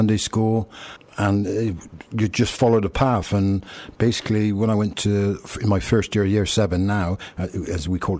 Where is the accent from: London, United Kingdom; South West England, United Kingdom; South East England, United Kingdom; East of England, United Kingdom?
South West England, United Kingdom; Bristol; I was born, I was raised in St. Paul's